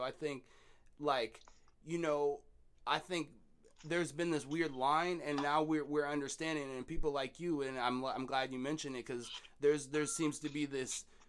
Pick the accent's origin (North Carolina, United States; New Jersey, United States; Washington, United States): Washington, United States; Seattle; and I was raised in Beacon Hill, but before I lived in Beacon Hill, I lived off 27th and Fur, down the street from the Pink Apartments.